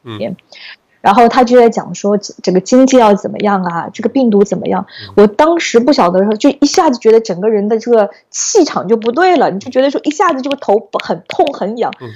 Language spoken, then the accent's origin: Chinese; Hangzhou, Zhejiang, China; moved away; 我是来自浙江杭州的